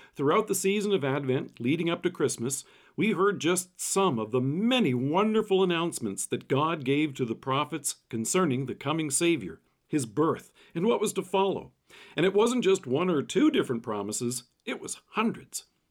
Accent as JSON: {"language": "English", "country": "Canada", "tie": "born or raised there", "said": "Growing up in Canada"}